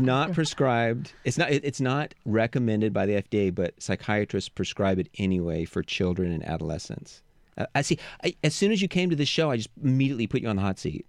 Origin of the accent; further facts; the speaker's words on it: United States; I was raised in the United States